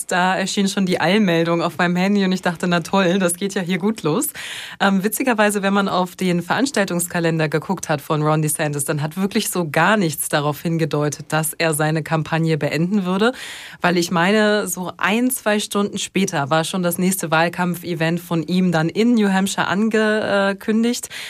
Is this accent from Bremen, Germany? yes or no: yes; Bremen, Germany; aber für mich als, als Bremerin sozusagen ist das schon so extra nach Hamburg fahren